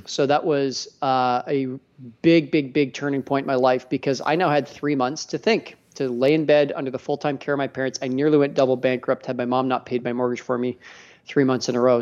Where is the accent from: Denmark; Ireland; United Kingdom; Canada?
Canada; Edmonton, Alberta; I'm a Canadian, too